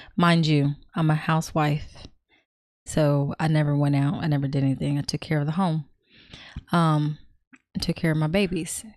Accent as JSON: {"language": "English", "region": "California", "country": "United States", "said": "I'm from Cali"}